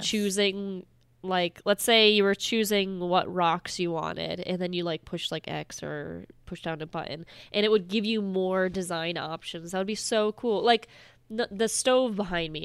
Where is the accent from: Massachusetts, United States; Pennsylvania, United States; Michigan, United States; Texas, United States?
Massachusetts, United States; I'm from Massachusetts